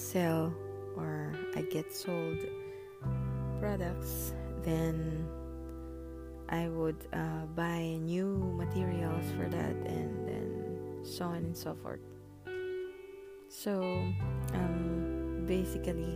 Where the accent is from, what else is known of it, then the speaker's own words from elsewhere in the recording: Philippines; our culture as a Filipino people, we are taught to help others